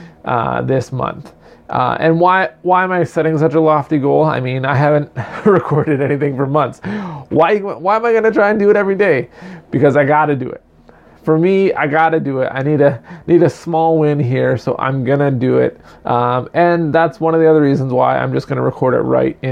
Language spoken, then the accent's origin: English; Canada; I'm quintessential Canadian